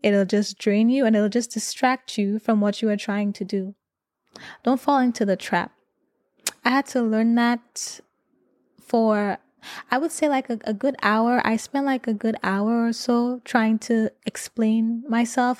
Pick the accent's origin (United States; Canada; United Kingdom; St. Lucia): St. Lucia; moved away; I grew up in Saint Lucia